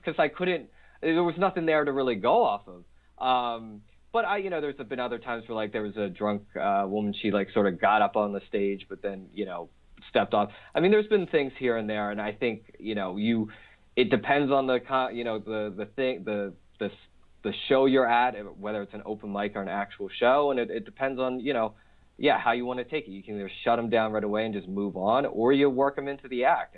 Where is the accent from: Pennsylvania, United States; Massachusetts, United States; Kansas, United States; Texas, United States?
Pennsylvania, United States; Philadelphia; I grew up in Philly in terms of like blue collar